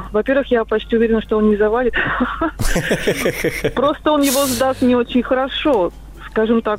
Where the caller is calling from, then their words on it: Moscow, Russia; я из Москвы.